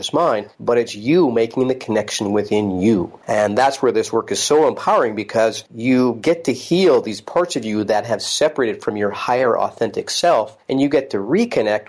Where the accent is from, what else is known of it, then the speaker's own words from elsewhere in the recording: Salmon Arm, British Columbia, Canada; moved away as an adult; also born or lived in California; now in North Vancouver, Canada; I'm from the interior British Columbia, and my partner is Annie, who I also, we grew up in Salmon Arm together